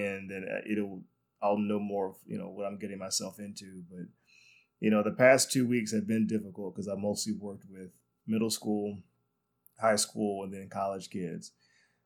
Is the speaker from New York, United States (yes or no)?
no; North Carolina, United States; I'm from North Carolina